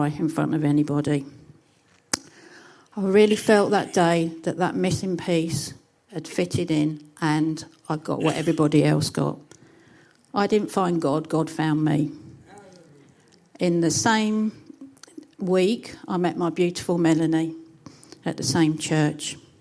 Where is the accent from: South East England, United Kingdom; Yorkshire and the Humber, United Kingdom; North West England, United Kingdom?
South East England, United Kingdom; Chatham; As you can tell from my accent, I'm from an extremely posh part of Kent, which is even posher than Whitstable. It's Chatham.